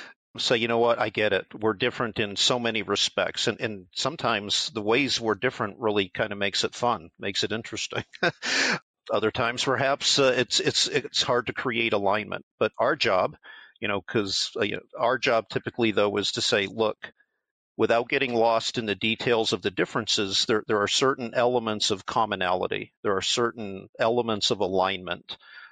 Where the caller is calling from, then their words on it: Cleveland, Ohio, United States; We're here in Cleveland, Ohio.